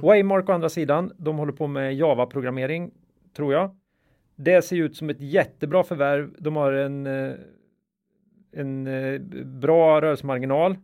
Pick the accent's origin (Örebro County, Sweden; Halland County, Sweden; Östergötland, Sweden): Östergötland, Sweden; accent: östgötska; östgötskan var ett problem här